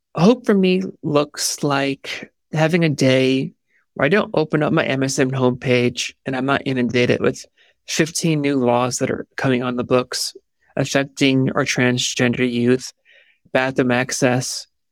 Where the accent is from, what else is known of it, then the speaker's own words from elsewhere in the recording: New York, United States; I am from New York